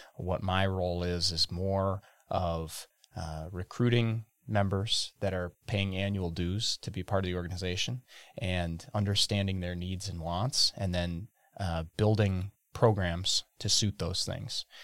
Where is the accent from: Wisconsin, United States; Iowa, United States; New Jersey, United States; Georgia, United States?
Wisconsin, United States; Burnett; I grew up in Burnett, Wisconsin, right off of Highway twenty-six in the shade of the Horicon Marsh